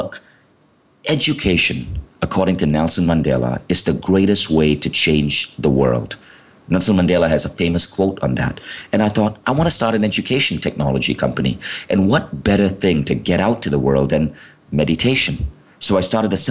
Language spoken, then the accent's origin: English; Malaysia; moved away as an adult; also born or lived in New York, United States; I had been born in Malaysia